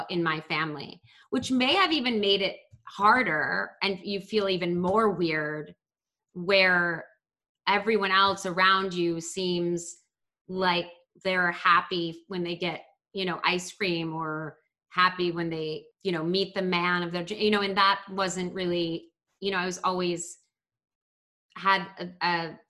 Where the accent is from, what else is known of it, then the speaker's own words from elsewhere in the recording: Baltimore, Maryland, United States; So like growing up in Baltimore, like you did have to be kind of aware people could hurt you because the city is not that safe